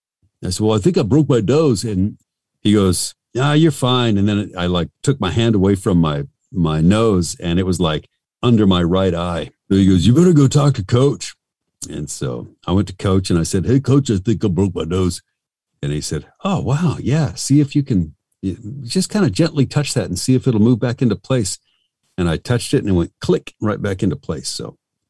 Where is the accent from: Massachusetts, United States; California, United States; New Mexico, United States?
New Mexico, United States; Albuquerque; I'm from Albuquerque, New Mexico